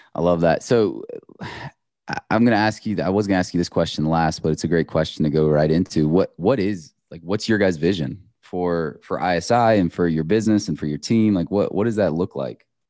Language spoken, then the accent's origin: English; Iowa, United States; I grew up in Iowa